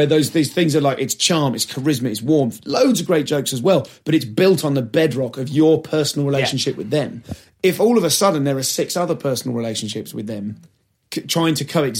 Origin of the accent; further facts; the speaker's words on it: South of England, United Kingdom; as a Southerner